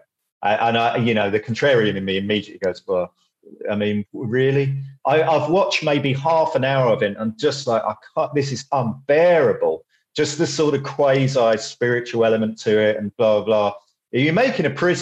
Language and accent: English; Romford, London, United Kingdom; when I grew up in Romford